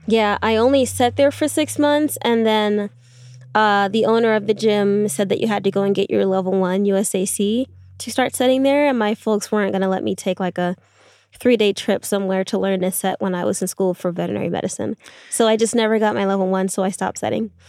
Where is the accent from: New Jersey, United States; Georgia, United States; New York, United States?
New York, United States; being from New York